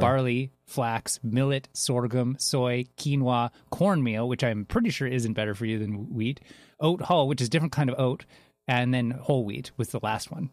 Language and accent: English; Canada; I'm Canadian